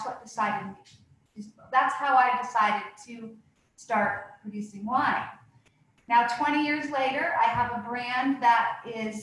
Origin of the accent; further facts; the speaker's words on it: St. Helena, California, United States; also born or lived in San Francisco; I came back home to my hometown of St. Helena